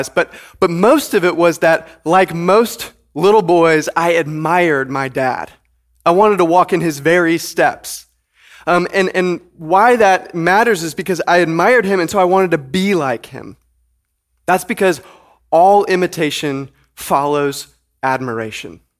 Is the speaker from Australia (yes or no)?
no; Detroit, Michigan, United States; I grew up just outside of Detroit, Michigan, and I have fond and clear memories of traipsing through snow as a child that was up to my knees.